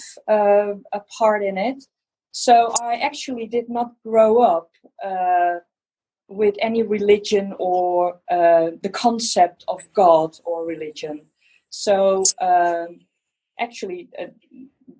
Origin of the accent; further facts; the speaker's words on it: Netherlands; English is a second language; Yes, I'm from Holland